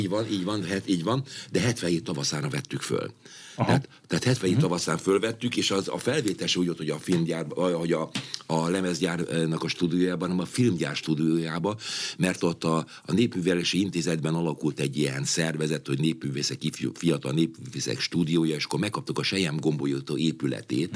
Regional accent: Hungary; Magyarországról jövök

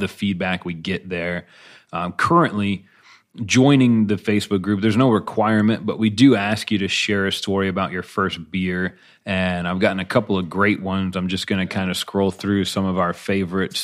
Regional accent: Buffalo, New York, United States; I grew up in Buffalo

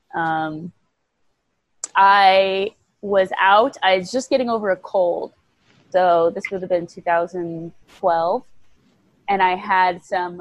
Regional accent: Nebraska, United States; moved away as an adult; also born or lived in Bangkok, Thailand / Italy; I grew up in Nebraska

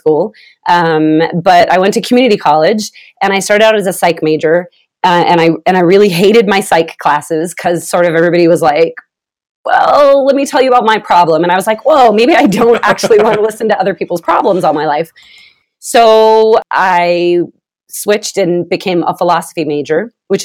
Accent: Vallejo, California, United States; now in Utah, United States; I'm originally from California, from the Bay Area. What's up, Vallejo? That's my people.

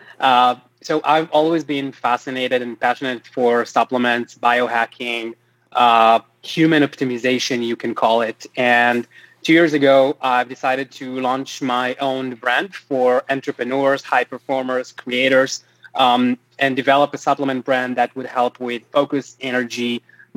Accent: Tel Aviv, Tel Aviv District, Israel; also born or lived in West Hollywood, Los Angeles; now in Los Angeles, United States; I'm originally from Tel Aviv, Israel, but right now I'm in LA.

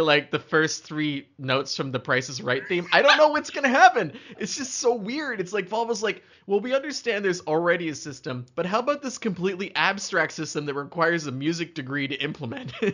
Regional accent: Canada; as a Canadian, I like to feel like I've experienced cold before.

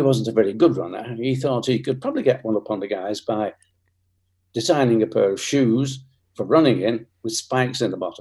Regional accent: Bolton, North West England, United Kingdom; I was born in Bolton, that's in Lancashire, in England, which is near Manchester

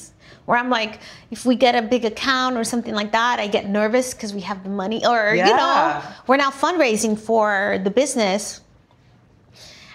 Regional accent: Venezuela; also born or lived in Louisiana, United States; now in United States; I grew up in Venezuela, middle class, really.

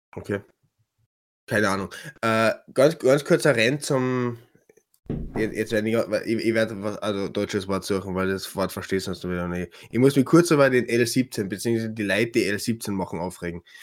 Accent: Klagenfurt, Carinthia, Austria; bei uns in Klagenfurt

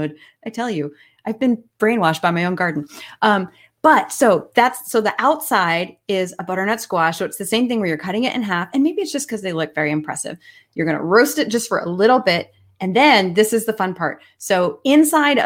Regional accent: McLean, Virginia, United States; I grew up in McLean

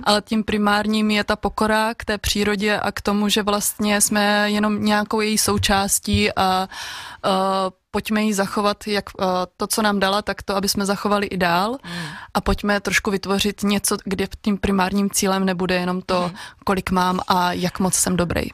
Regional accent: Svitavy, Pardubice Region, Czechia; moved away as an adult; also born or lived in Olomouc; now in Oderské vrchy, Czechia; Já pocházím od Svitav, kde jsem dlouhodobu dobu vyrůstala

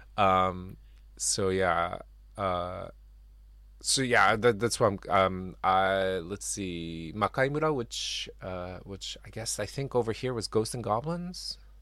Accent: Japan; I grew up in Japan

